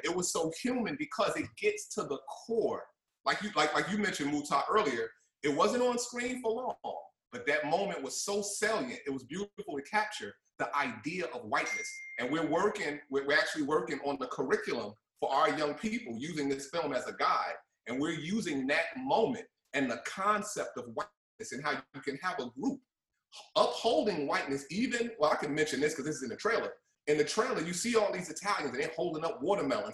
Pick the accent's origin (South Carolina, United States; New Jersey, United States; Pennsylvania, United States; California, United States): New Jersey, United States; Newark; At the time, I was 11 years old, coming up in Newark